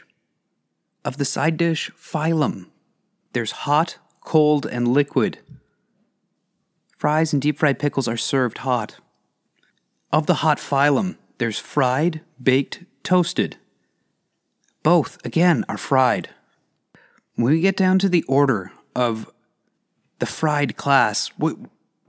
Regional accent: Canada; As a Canadian

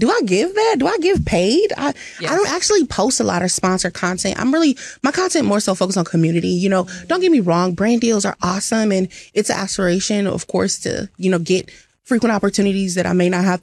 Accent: Flint, Michigan, United States; moved away as an adult; also born or lived in North Carolina; now in Seattle, United States; I'm actually originally born and raised in Flint, Michigan

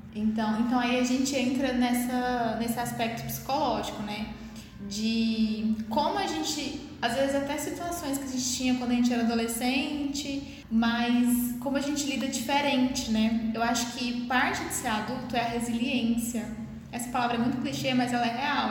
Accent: interior of Goiás, Brazil; accent: interior; Eu sou, eu nasci no interior de Goiás, né? Então, eu s, minha mãe é do interior de Goiás, meu pai também é do interior de Goiás. Então, assim, eu sou interior mesmo, eu falo "Er"

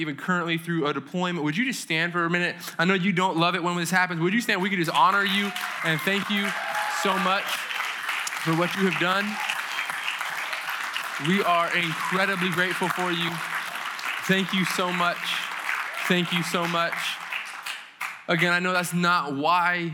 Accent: New England, United States; I'm from New England

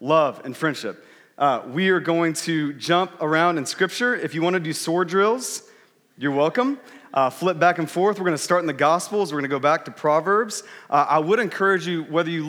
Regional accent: Texas, United States; moved away; I grew up in Texas, and whenever I go back to Texas, typically in the summer, my family, we go back for about 2 weeks.

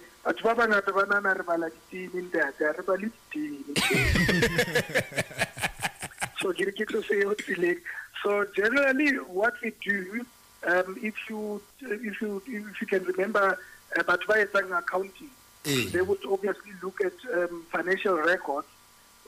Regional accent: Bloemfontein, Free State, South Africa; moved away as an adult; also born or lived in Pretoria; now in Johannesburg, South Africa; I originally come from the Free State. I was born and bred in Bloemfontein and went to school there as well.

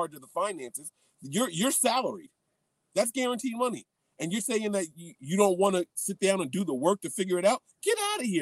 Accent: Trenton, New Jersey, United States; also born or lived in Princeton, New Jersey; I am from Mercer County, New Jersey, man. I was born in Princeton, New Jersey. I graduated from a school in the suburbs while we lived in Trenton, New Jersey.

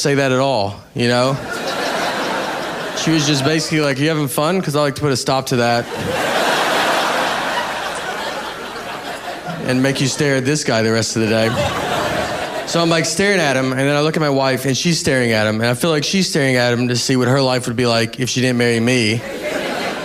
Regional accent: Nashville, Tennessee, United States; I'm from Nashville

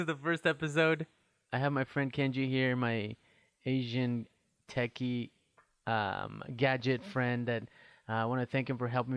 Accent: Guatemala; now in Iowa, United States; I am an immigrant from Guatemala and I've been a resident of the beautiful state of Iowa since 1995.

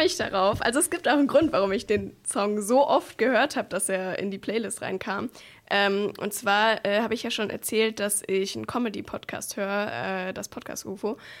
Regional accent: Swabia, Germany; ich bin Schwabe

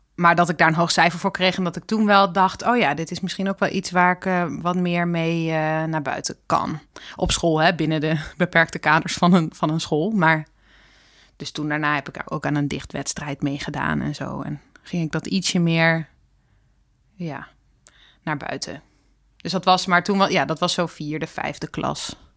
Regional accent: Drenthe, Netherlands; moved away as an adult; now in Amsterdam, Netherlands; ik uit Drenthe kom

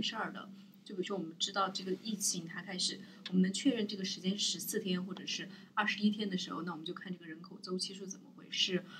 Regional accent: Sichuan, China; 因为我是四川人

